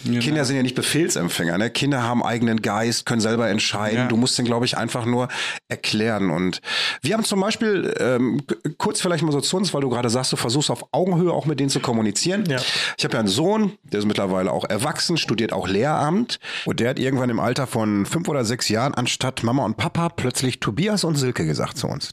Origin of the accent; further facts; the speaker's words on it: Bochum, North Rhine-Westphalia, Germany; ich komme aus Waldmar Mark